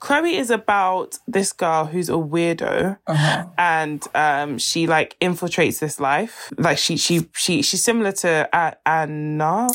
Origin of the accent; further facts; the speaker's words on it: Nigeria; if I wasn't Nigerian